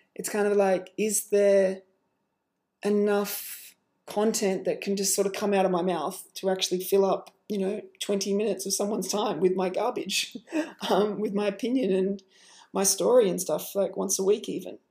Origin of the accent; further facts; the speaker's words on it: Australia; I am Australian. You know, that's where I'm from.